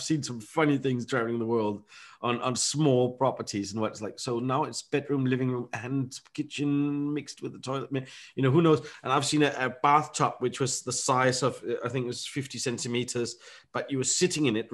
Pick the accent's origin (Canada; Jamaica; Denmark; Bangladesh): Denmark; moved away as an adult; now in United Kingdom; I grew up in Denmark